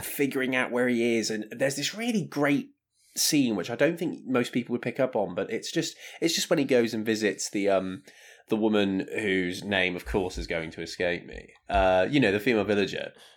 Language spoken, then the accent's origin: English; United Kingdom; we are, we are British